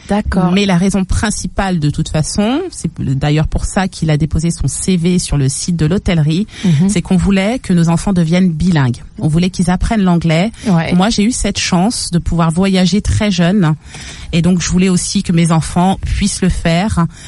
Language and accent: French; Paris, Île-de-France, France; moved away as an adult; also born or lived in Saint-Augustin, Charente-Maritime; now in England; Je suis née à Paris. J'ai fait euh, toute mon adolescence à Paris.